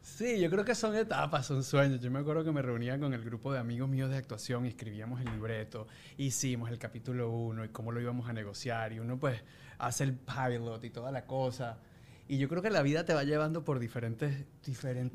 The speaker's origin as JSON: {"language": "Spanish", "country": "Venezuela", "said": "los venezolanos tenemos un como un humor bien bien particular"}